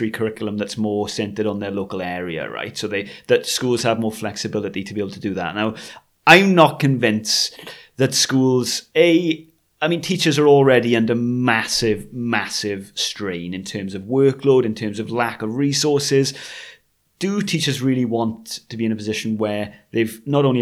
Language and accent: English; Swansea, Wales, United Kingdom; the local community where I grew up in Swansea